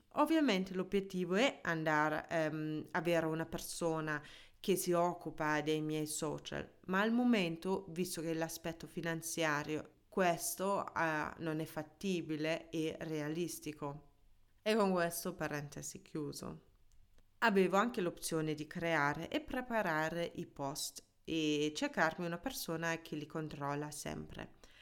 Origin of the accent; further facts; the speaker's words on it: Germany; first language German; Italian is a second language; moved away as an adult; also born or lived in Ticino, Switzerland / Milan, Italy; now in Italy; La mia lingua madre è tedesca, sono nata e cresciuta in Germania e in Italia sono per l'amore.